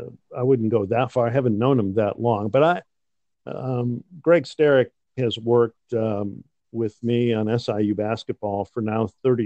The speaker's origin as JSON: {"language": "English", "town": "Cleveland", "region": "Ohio", "country": "United States", "tie": "born or raised there", "also_born_or_lived": "Cincinnati, Ohio / Chicago, Illinois", "moved": "yes", "lives_now": "Southern Illinois, United States", "said": "I was born in Cincinnati, grew up in Cleveland"}